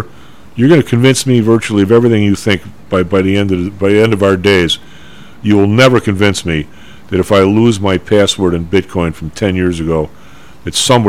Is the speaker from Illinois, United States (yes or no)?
yes; Chicago, Illinois, United States; growing up on the South Side